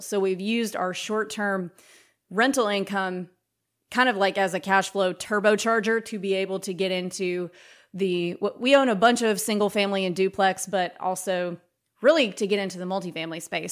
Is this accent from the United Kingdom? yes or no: no; Mississippi, United States; moved away as an adult; also born or lived in New York / Brooklyn / Tennessee; I'm from Mississippi.